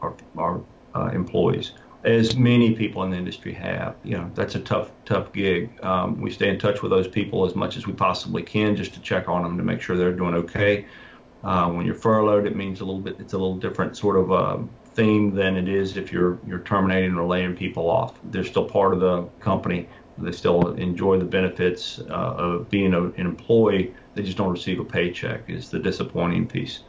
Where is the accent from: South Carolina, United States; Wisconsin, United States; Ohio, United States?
South Carolina, United States; I'm from South Carolina